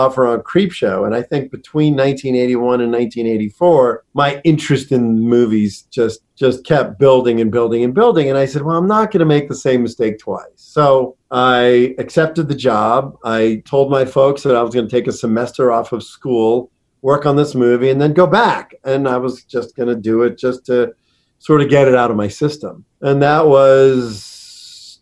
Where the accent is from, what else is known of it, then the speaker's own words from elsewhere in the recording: Pittsburgh, Pennsylvania, United States; I grew up in Pittsburgh